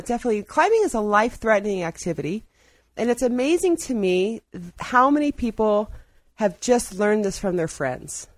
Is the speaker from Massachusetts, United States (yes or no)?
no; Ohio, United States; also born or lived in Black Hills; now in Ouray, United States; I'm from Ohio